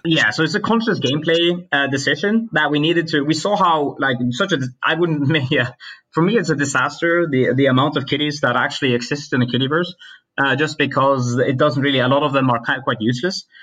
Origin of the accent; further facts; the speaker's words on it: Norway; I come from Norway